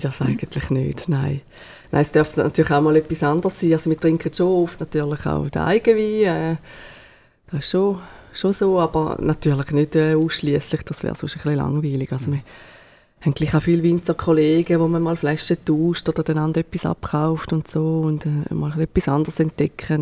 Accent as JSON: {"language": "German", "region": "Thurgau", "country": "Switzerland", "moved": "yes", "lives_now": "Neftenbach, Switzerland", "said": "ursprünglich äh, sind wir aus dem Thurgau, haben wir noch äh, Rebland äh, im Thurgau"}